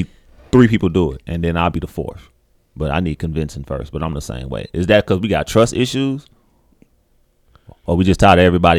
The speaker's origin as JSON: {"language": "English", "region": "Alabama", "country": "United States", "said": "And I'm from Alabama too."}